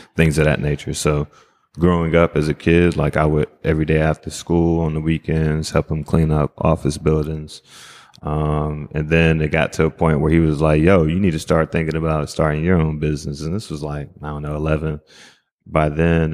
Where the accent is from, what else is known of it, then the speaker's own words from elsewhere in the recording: Greensboro, North Carolina, United States; also born or lived in Jamaica (ancestry); now in Minnesota, United States; from Greensboro, North Carolina